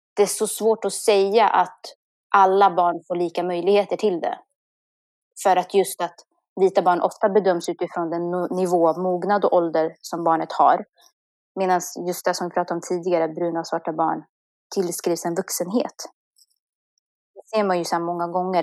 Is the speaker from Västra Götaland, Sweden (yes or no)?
no; Kumla, Örebro County, Sweden; vara liksom uppvuxen i Kumla